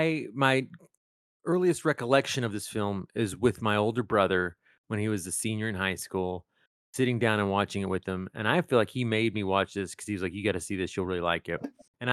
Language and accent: English; East Texas, United States; Well, I grew up in East Texas